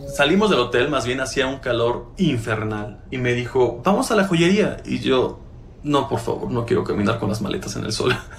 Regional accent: Mexico; Aquí en mi país

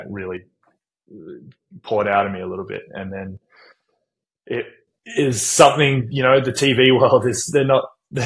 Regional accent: United States; now in Sydney, Australia; I grew up in the States playing baseball and soccer

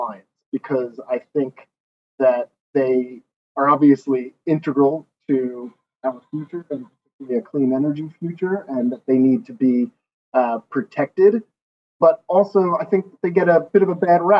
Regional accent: Philadelphia, Pennsylvania, United States; moved away as an adult; also born or lived in Washington, D.C.; now in London, United Kingdom; I grew up in Philadelphia, Pennsylvania

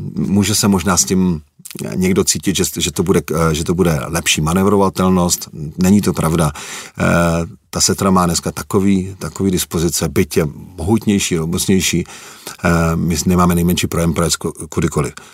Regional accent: Czechia; moved away as an adult; also born or lived in Germany; já jsem Čech, jsem hrdý na to, že jsem Čech, ale žil jsem 6,5 roku v Německu

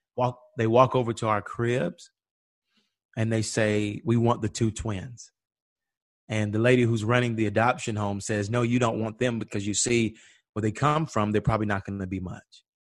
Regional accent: Atlanta, Georgia, United States; we grew up in Auburn

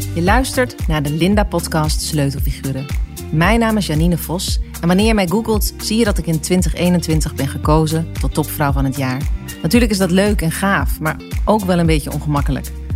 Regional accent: Overijssel, Netherlands; ik kom uit Overijssel. Ja. Eh, eh, ik ben op het platteland opgegroeid.

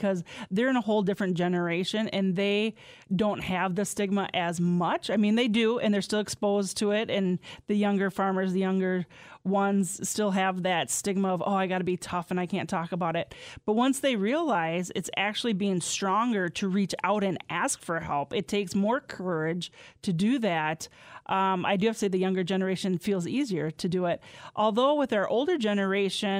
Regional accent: Mineral Point, Southwest Wisconsin, United States; I'm from Inner Point in Southwest. They have a lot of mines there

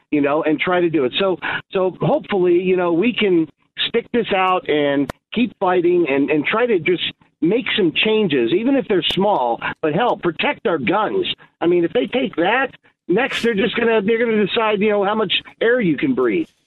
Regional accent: Coral Gables, Florida, United States; now in Illinois, United States; I grew up in Coral Gables, Miami, Florida. I moved here in '92

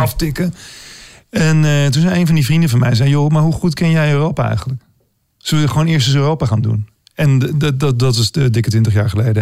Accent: Amsterdam, North Holland, Netherlands

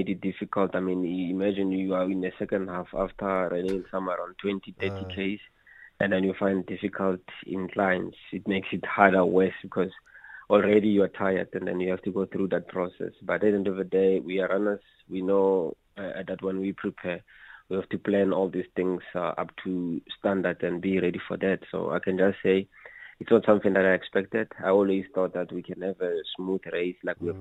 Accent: Mahikeng, North West, South Africa; I'm from Mafikeng

